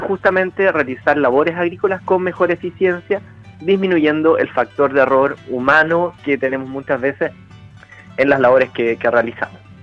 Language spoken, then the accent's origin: Spanish; Chile